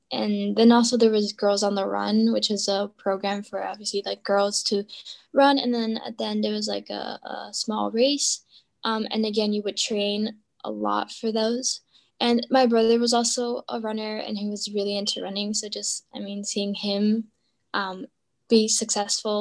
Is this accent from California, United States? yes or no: no; Prospect Heights, Illinois, United States; I am from Prospect Heights.